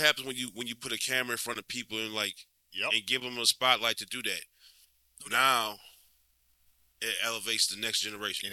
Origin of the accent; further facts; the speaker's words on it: Louisiana, United States; this is my hometown. This is this is where I'm from